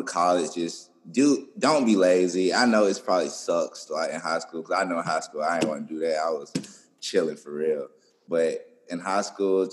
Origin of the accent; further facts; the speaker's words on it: Birmingham, Alabama, United States; now in Tuscaloosa, United States; I'm from Birmingham, so when I came to Tuscaloosa